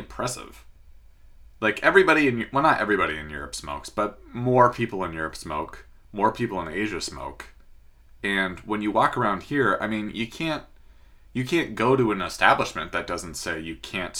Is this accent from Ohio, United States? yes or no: no; Washington, United States; my home state of Washington